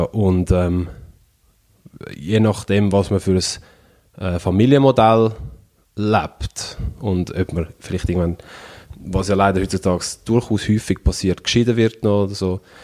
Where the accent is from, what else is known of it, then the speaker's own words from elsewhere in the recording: Switzerland; ich bin in der Schweiz aufgewachsen